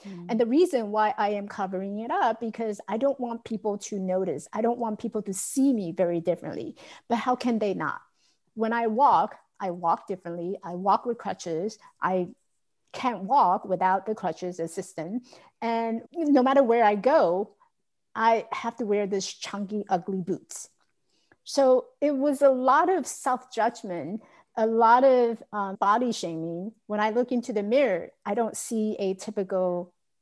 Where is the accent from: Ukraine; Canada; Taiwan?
Taiwan; I grew up in Taiwan, so we had a lot of rice field, open field that you can run and chase each other.